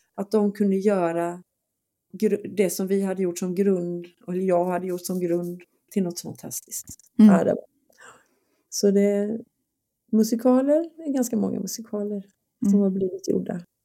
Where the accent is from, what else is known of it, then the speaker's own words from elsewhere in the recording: Skåne, Sweden; jag är från Skåne